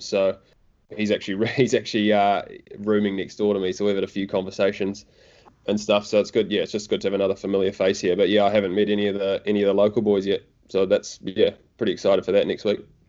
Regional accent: Auckland, New Zealand; also born or lived in Dunedin; I'm actually from Auckland, but I was living in Dunedin for the summer

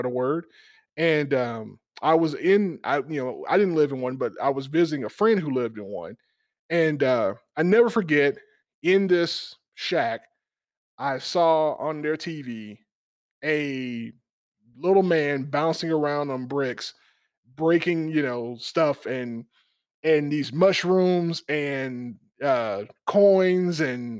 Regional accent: South Georgia, United States; I grew up in South Georgia

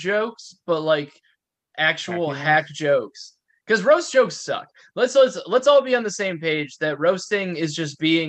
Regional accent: Wisconsin, United States; from Wisconsin

